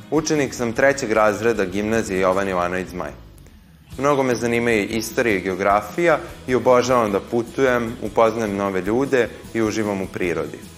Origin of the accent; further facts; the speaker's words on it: Titel, Vojvodina, Serbia; A znate vi odakle sam ja? Ne. Ja sam iz Titela.